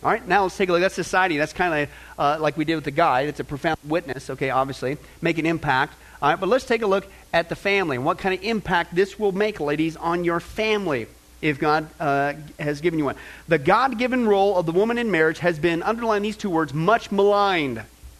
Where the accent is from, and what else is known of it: Kansas, United States; born or raised there; also born or lived in California / Nebraska